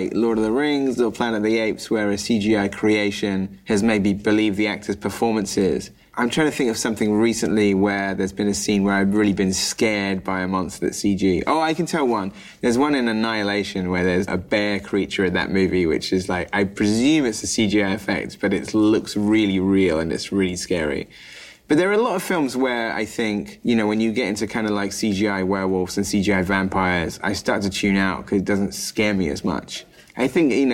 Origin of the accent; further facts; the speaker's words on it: United Kingdom; as a British guy